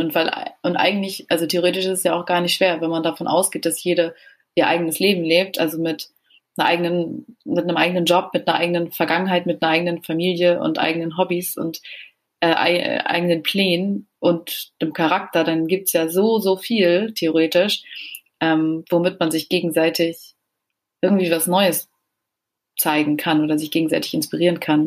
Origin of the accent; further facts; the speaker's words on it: Germany; bei uns in Deutschland